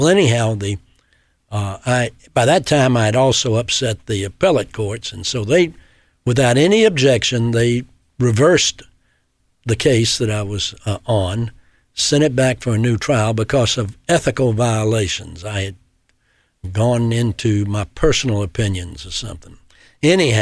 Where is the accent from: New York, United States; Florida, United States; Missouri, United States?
Florida, United States; Pensacola; I returned to my hometown of Pensacola